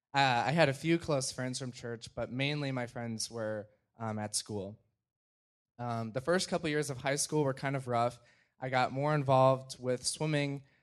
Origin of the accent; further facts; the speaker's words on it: Gurnee, Illinois, United States; I'm from Gurnee, Illinois